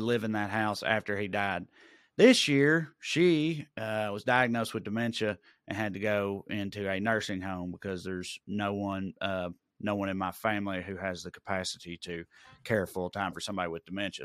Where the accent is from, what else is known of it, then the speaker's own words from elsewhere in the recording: Celina, Tennessee, United States; moved away; I had to spend a lot of time in Salina, my hometown